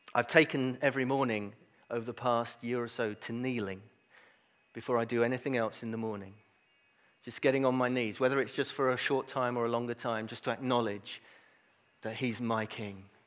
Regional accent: United Kingdom; I'm a British citizen.

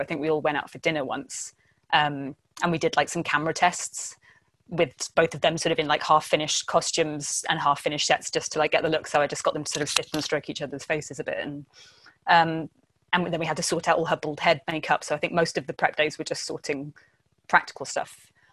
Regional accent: Essex, East of England, United Kingdom; I am from Essex, not the coast either

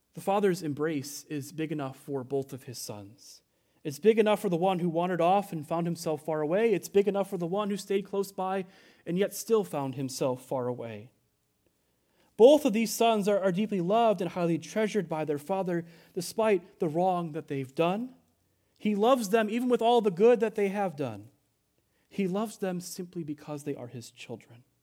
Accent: United States

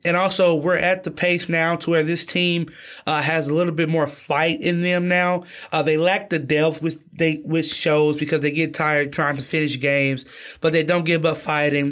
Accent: Brewton, Alabama, United States; I'm from Bruton, Alabama, and it's probably two and a half hours south of Auburn.

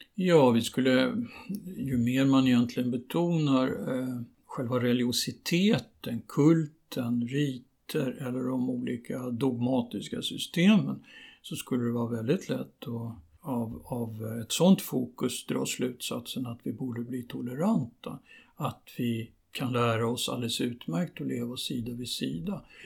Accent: Sweden; jag är visserligen född i Sverige

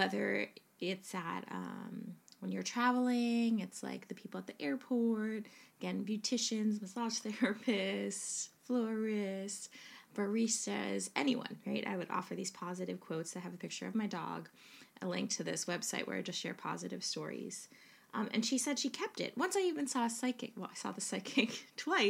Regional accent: United States; now in England, United Kingdom; as an American

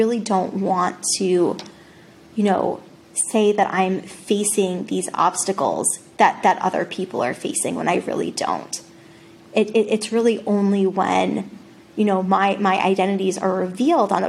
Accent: Rhode Island, United States; now in West Newton, United States; I grew up in Rhode Island.

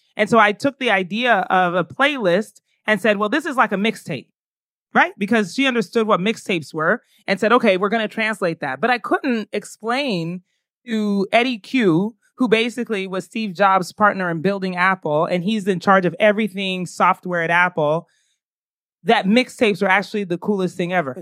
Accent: Ghana; also born or lived in United States; I am Ghanaian.

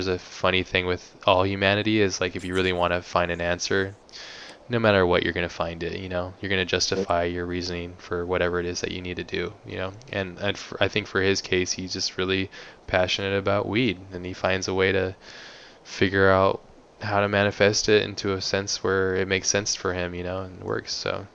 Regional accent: Hawaii, United States; I grew up in Hawaii

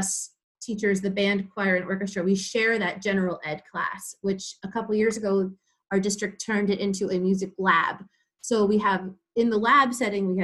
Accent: Lincoln Park, New Jersey, United States; also born or lived in Fredericksburg, Virginia; I ended up getting a job offer in my hometown of Lincoln Park, New Jersey. So I moved back home

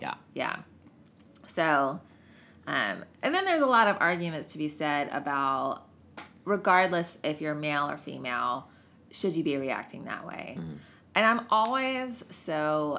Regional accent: the South, United States; especially being a woman and growing up in the South

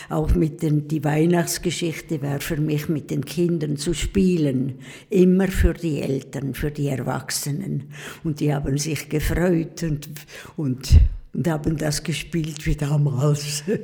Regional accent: Pfäfers, St. Gallen, Switzerland; Ja, ich bin also Ragaz Pfäfers, aufgewachsen in Pfäfers haben wir gewohnt. Wir, unser Haus steht noch und ich war letzthin in Pfäfers ganz stolz in unserem Haus

